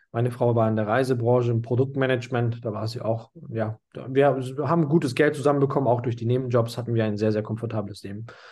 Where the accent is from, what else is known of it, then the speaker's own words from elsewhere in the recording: Munich, Bavaria, Germany; moved away as an adult; ich komme aus München, habe einen türkischen Migrationshintergrund